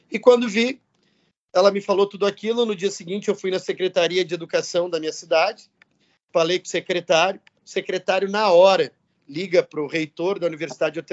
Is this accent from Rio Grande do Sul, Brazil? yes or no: yes; São Francisco de Paula, Rio Grande do Sul, Brazil; also born or lived in São Paulo / São José dos Campos; Eu saí de São Francisco de Paulo, vim para São Paulo, para São José dos Campos e depois São Paulo de novo